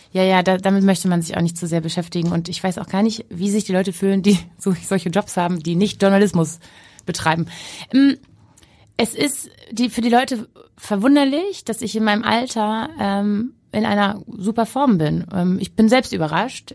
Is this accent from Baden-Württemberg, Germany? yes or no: no; Hamburg, Germany; ich bin in Hamburg-Jenfeld groß geworden, mhm. also im Osten